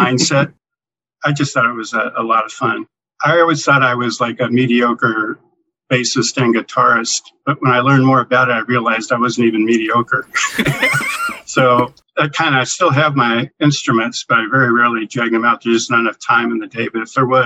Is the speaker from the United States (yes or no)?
yes; San Leandro, California, United States; also born or lived in Oakland, California / Hawaii; I was born in Oak Knoll Naval Hospital in Oakland and was raised pretty much in the town right next door, San Leandro, for most of my life